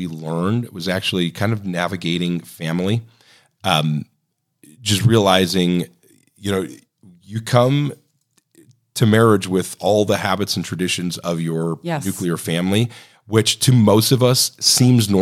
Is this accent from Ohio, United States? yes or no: yes; Ohio, United States; moved away as an adult; now in Oregon, United States; I grew up in Ohio